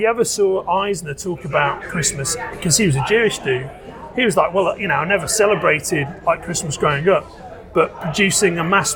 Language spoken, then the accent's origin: English; Liverpool, North West England, United Kingdom; moved away as an adult; now in London, United Kingdom; Liverpool, my hometown